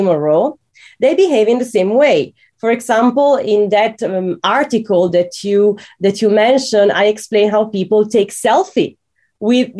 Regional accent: Italy; I'm from Italy and I'm used to Catholic cemeteries that are very serious

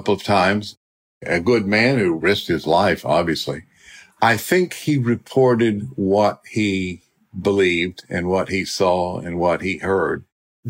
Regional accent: Oklahoma, United States; I'm from Oklahoma. I'm a country boy

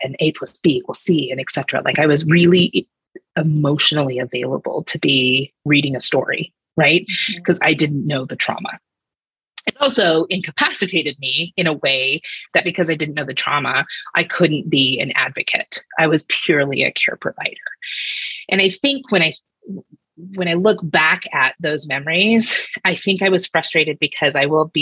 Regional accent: United States; moved away as an adult; also born or lived in Cambodia; I'm the only American on my team

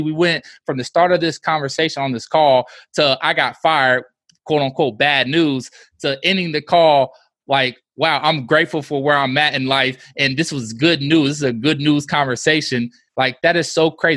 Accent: Midwest, United States; we're from the Midwest, and we say y'all too

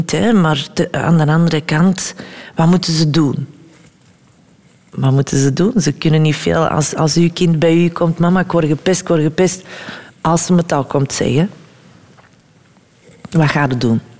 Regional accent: Germany; ik kwam van Duitsland en ik, had, ik deed niet anders daar dan na school dansen, dansen, dansen, dansen.

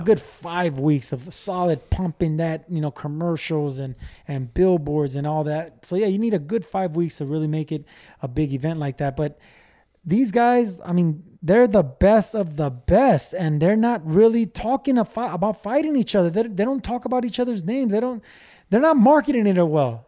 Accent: Los Angeles, California, United States; we grow up from nothing. I, I came from East L

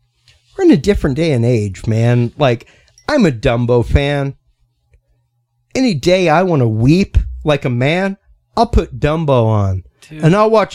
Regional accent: Cajun, Louisiana, United States; I'm a Cajun. I know people talk that way.

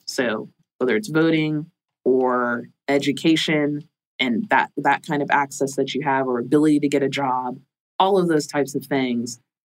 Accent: Florida, United States; I'm from Florida. We're creative. We're creative bunch.

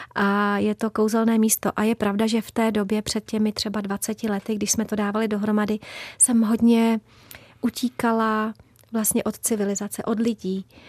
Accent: Prague, Czechia; also born or lived in Babice; je pravda, že já jsem čistokrevná Pražačka. Já jsem se narodila dokonce a bydlela jsem úplně v centru Prahy za Týnským chrámem

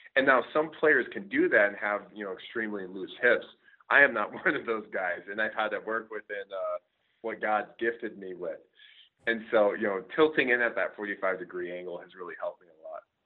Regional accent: Scottsdale, Arizona, United States; moved away as an adult; also born or lived in Michigan; I'm actually originally from Scottsdale, Arizona

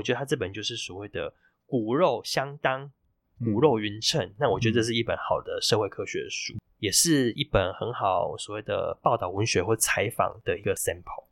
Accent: Taiwan; also born or lived in Thailand; 只有我一个台湾人

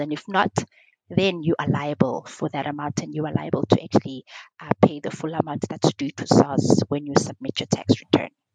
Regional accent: Eastern Cape, South Africa; I am from the Eastern Cape

